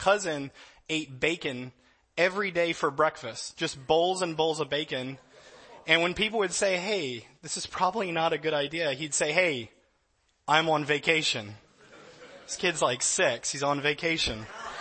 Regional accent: Louisiana, United States; now in California, United States; I'm from Louisiana.

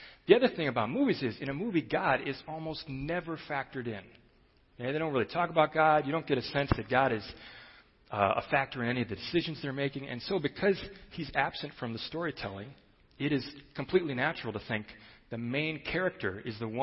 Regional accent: Chicago, Illinois, United States; I grew up in Chicago, and so I considered myself kind of a street-smart, cool city kid

